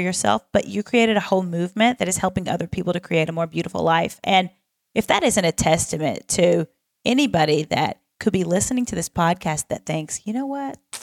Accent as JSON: {"language": "English", "region": "the South", "country": "United States", "said": "I am also from the South"}